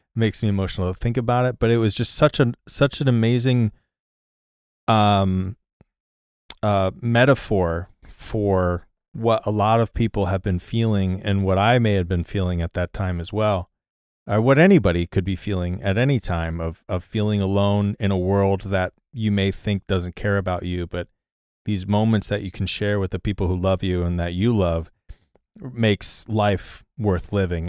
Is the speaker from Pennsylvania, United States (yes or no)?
no; Missouri, United States; growing up, I'm from Missouri